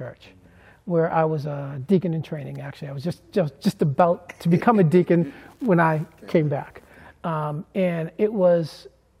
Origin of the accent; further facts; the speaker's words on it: Boston, Massachusetts, United States; growing up in Boston and going to a school outside your growing up neighborhood